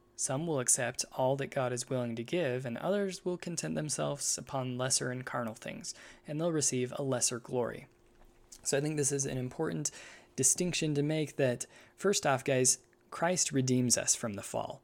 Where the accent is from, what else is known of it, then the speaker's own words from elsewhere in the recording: United States; I'm an American